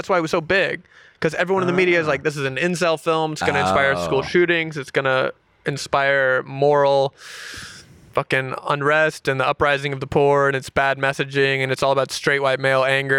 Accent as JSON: {"language": "English", "region": "a small town in the South", "country": "United States", "said": "I'm from like a small town in the South"}